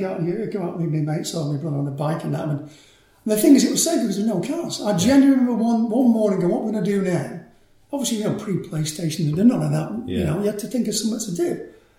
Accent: Manchester, North West England, United Kingdom; She came over in the 50s to work as a nurse in Manchester. Met my dad, who was an engineer and fitter at ICI. And I popped out in around about 1955 sometime, you know. Good Catholic upbringing

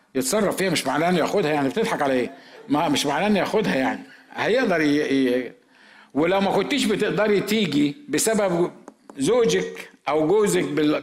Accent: Egypt; احنا في مصر

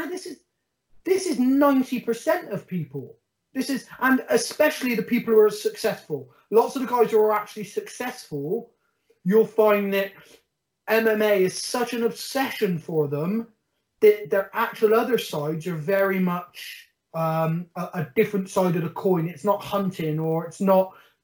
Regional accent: Bristol, South West England, United Kingdom; I'm council estate from Stockwood, born and bred, never had anything

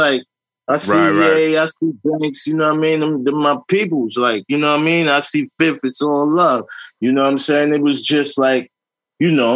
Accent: New York City, New York, United States; I grew up in Southside Jamaica, Queens

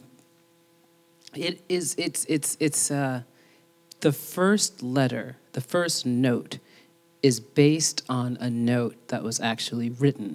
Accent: New York City, New York, United States; growing up in the Bronx and all of the incredible girls that I grew up

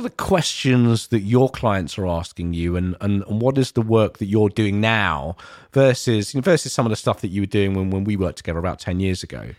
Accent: London, United Kingdom; places where I grew up in East London

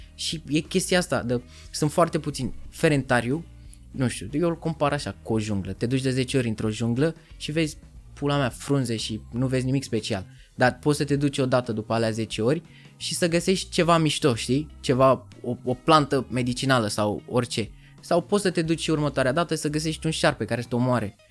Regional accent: Romania; accent: heavy Eastern European accent in English; moved away as an adult; also born or lived in England; eu am accent când vorbesc în engleză, nu am prins de British accent, vorbesc bine, mă exprim bine, doar că am accentul greoi de prusnac.

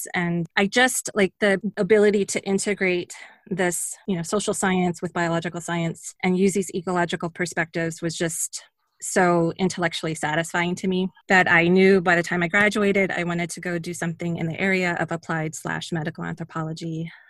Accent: Louisville, Kentucky, United States; also born or lived in Philadelphia / Thailand / Saudi Arabia / Fort Lauderdale; I moved to Kentucky when I was 10. I was born in Philadelphia, raised in Thailand and Saudi Arabia, and we moved to Fort Lauderdale when I was 5. And then when I was 10, we moved up to Louisville.

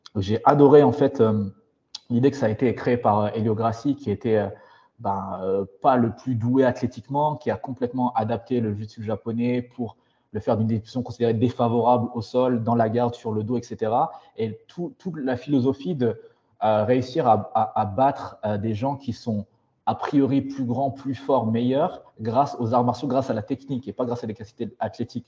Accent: France; moved away as an adult; also born or lived in Paris / Switzerland; now in Singapore, Singapore; je suis malgache, mais j'ai grandi en France

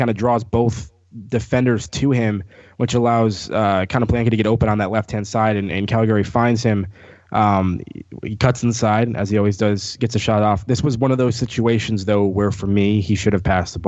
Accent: Wheaton, Illinois, United States; no one knows where Wheaton, Illinois is

